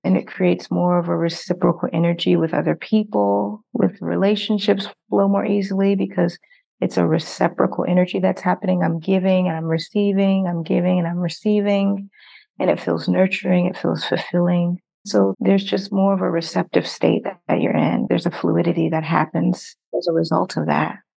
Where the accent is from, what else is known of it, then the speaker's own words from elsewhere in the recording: Nigeria; I'm actually from Nigeria